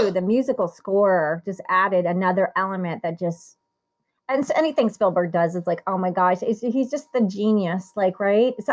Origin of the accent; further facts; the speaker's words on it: Italy; born there; and I was born in Italy